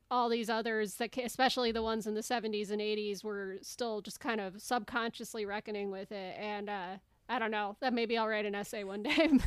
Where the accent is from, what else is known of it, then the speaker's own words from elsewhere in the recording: United States; as an American